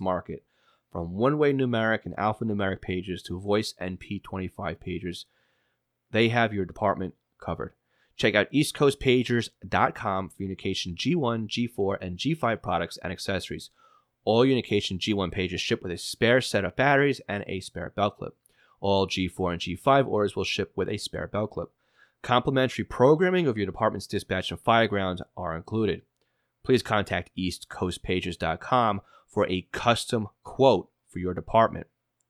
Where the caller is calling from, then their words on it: Indiana, United States; Michael writes in, hi, I'm from Indiana.